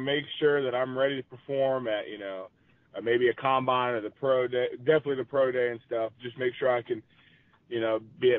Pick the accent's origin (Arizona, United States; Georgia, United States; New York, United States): Georgia, United States; moved away as an adult; also born or lived in Clemson; I grew up in Georgia, and then I've been in Clemson the last 6 years